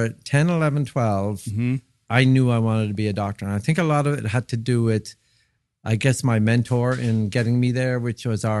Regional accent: Dublin, Leinster, Ireland; I grew up in Dublin, Ireland.

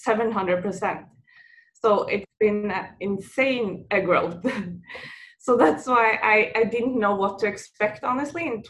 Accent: Norway; moved away as an adult; now in New York, United States; I'm from Norway. And what most people don't know, that Norwegian waffle is a big tradition for us

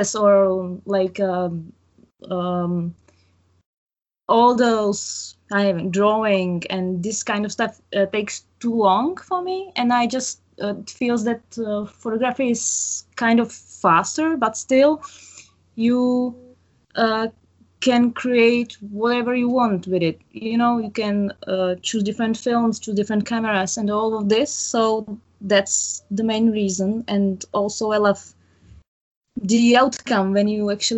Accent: Prague, Czechia; I'm from Prague, Czech Republic

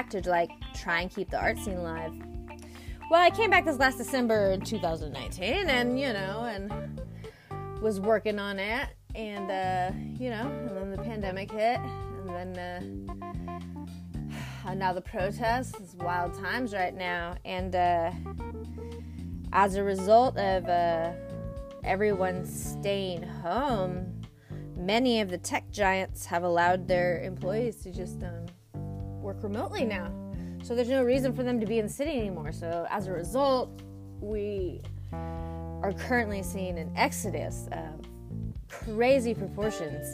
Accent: San Diego, California, United States; moved away as an adult; also born or lived in Santa Barbara / San Francisco; I was from San Diego, so I was a SoCal girl coming to the lovely city of San Francisco

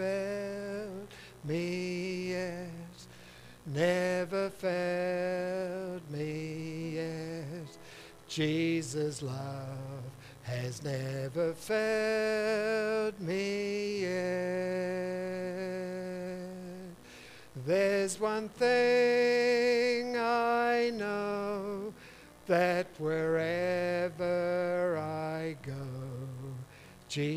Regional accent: Auckland, New Zealand; I was born in Mount Albert, one of four children to a sort of like a middle class family. We lived right on the top of Mount Albert

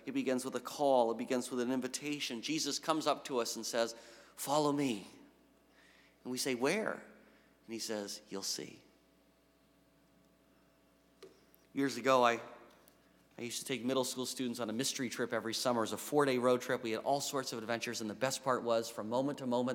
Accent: New England, United States; now in Western Massachusetts, United States; I had no idea Western Mass existed 8 years ago, and I'm from New England

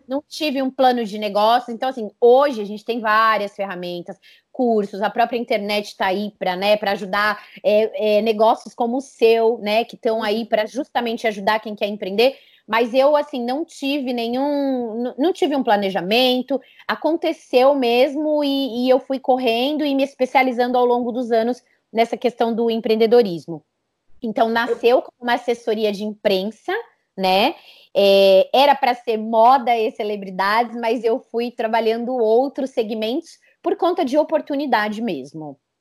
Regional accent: São Paulo, Brazil; moved away as an adult; now in Campinas, Brazil; eu nasci em São Paulo

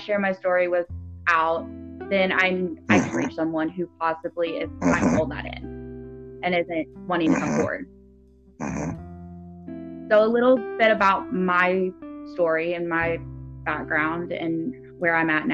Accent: Nashville, Tennessee, United States; I'm from Nashville, Tennessee

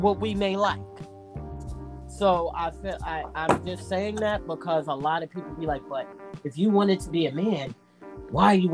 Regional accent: New York, United States; also born or lived in Boston; I'm born and raised in New York. I'm home. I didn't leave

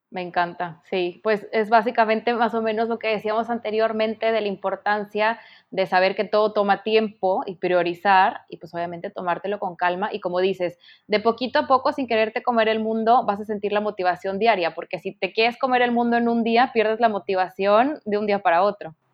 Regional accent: Mexico; en mi país, en México

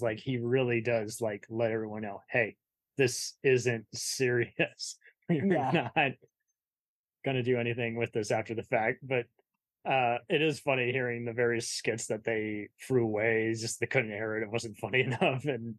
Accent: Boston, Massachusetts, United States; I don't know. I'm only from Boston.

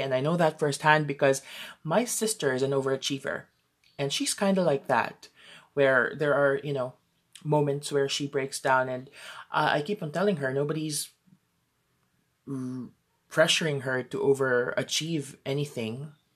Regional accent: Philippines; I'm from the Philippines

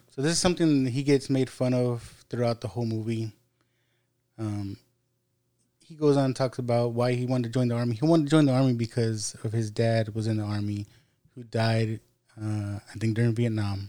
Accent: United States

